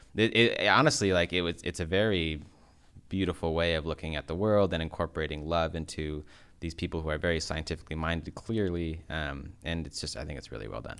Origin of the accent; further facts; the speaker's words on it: United States; being American